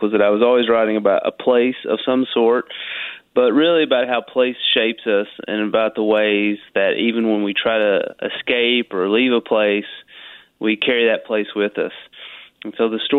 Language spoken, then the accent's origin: English; Corbin, Kentucky, United States; growing up in a place like Corbin